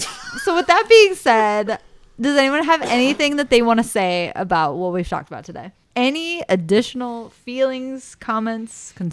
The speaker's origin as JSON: {"language": "English", "region": "Ohio", "country": "United States", "tie": "born or raised there", "said": "Being born and raised in Ohio, you're built different."}